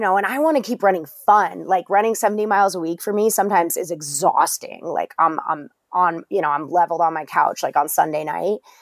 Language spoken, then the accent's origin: English; Englewood, Colorado, United States; I grew up in Colorado. My dad's from Colorado. He's, I'm from Englewood, um, so not far from you